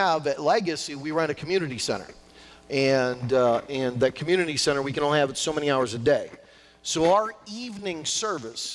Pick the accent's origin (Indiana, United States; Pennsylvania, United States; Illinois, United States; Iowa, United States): Pennsylvania, United States; New Castle; moved away as an adult; also born or lived in Washington, D.C.; now in Pittsburgh, United States; I'm from the Newcastle area, so I really didn't know anybody in the South Hills.